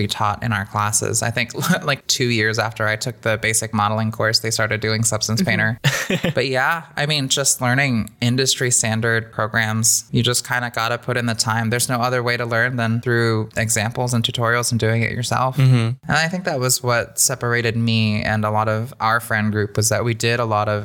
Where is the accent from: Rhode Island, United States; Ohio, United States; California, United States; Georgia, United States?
California, United States; moved away; growing up in California, you are exposed to a lot more people, cultures